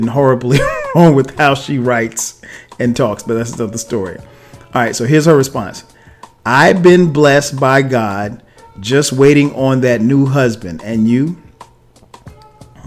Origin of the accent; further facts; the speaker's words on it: Florence, South Carolina, United States; moved away as an adult; now in Atlanta, United States; home meaning my hometown, which where she lives, Florence, South Carolina